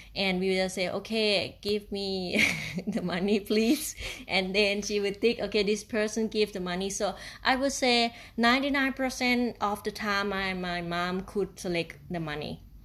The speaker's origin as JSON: {"language": "English", "region": "Isan", "country": "Thailand", "second_language": "English", "moved": "yes", "lives_now": "Chiang Mai, Thailand", "said": "I'm from Thailand and, uh, in the part of, uh, Isan region"}